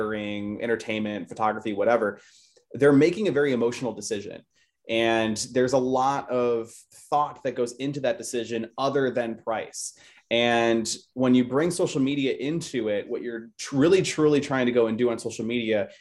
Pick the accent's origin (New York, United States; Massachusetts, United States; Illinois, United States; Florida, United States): Illinois, United States; Chicago; moved away; I'm originally from Chicago